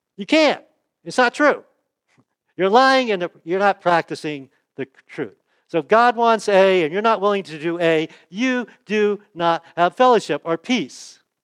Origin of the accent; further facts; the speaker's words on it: United States; I was born in the United States